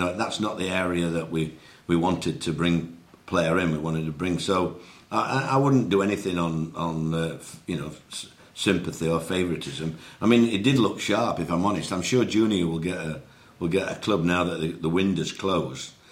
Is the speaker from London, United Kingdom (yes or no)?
no; Yorkshire and the Humber, United Kingdom; as a Yorkshireman